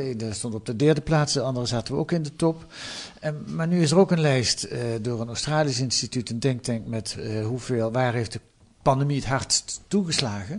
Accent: Netherlands

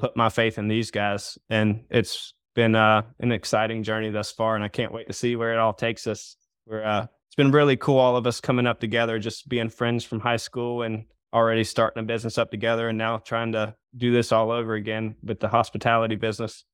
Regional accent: Myrtle Beach, South Carolina, United States; I'm from Myrtle Beach area.

